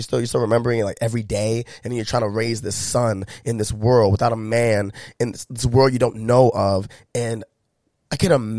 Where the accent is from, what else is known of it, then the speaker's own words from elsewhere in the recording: United States; how privileged I was growing up in America.